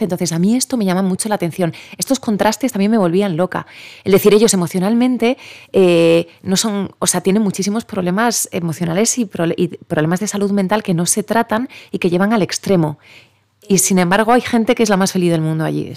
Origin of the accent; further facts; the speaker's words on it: Spain; also born or lived in Japan; somos españoles